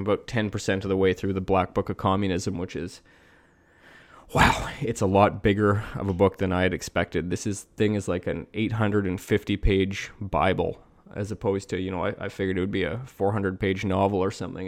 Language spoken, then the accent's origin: English; Canada; I grew up in Canada